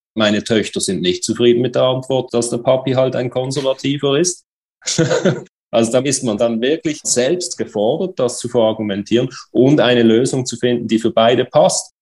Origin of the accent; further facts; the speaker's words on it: Switzerland; Bei uns in der Schweiz